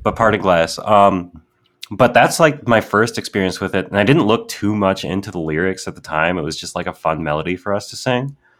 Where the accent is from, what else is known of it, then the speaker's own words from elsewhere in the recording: Wisconsin, United States; I'm from Wisconsin.